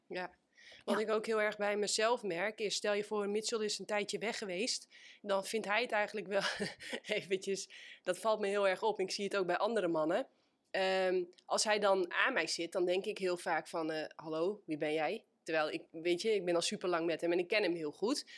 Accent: Netherlands; wij als Nederlanders

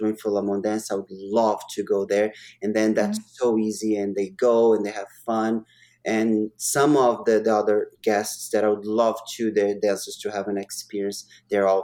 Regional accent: Brazil; now in Vancouver, Canada; I am a Canadian. I'm a Canadian citizen right now. But I am also Brazilian.

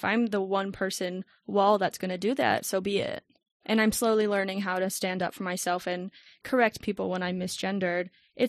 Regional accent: Tucson, Arizona, United States; It is a dry heat here. I'm a Tucson native. I'm used to it, but I'm so over it.

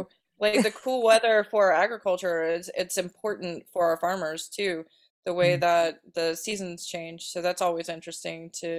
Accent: East Coast, United States; now in Dinuba, United States; I'm from the East Coast

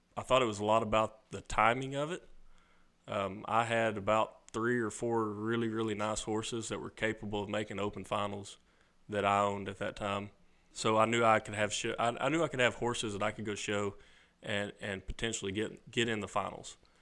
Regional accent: Jonesboro, Arkansas, United States; I grew up in Jonesboro, Arkansas, which is just outside of Memphis

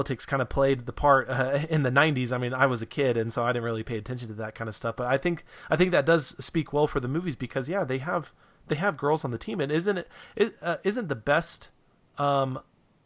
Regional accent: Reno, Nevada, United States; I grew up in Reno

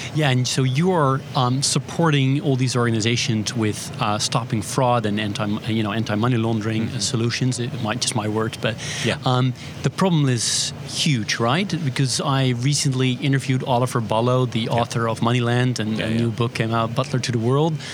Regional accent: Netherlands; We're live from Money 2020 in Amsterdam, my home country.

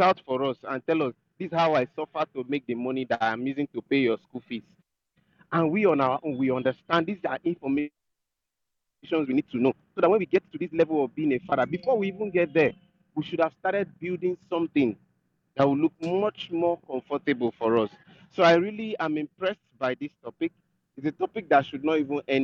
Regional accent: Nigeria; I'm a Nigerian

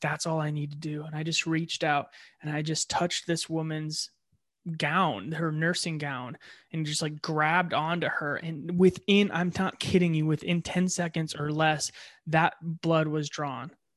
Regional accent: Ohio, United States; moved away; I was born in Ohio

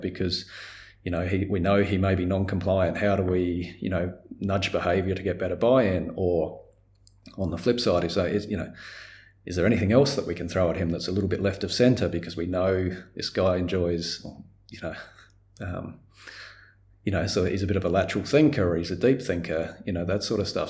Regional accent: Australia; as an Australian

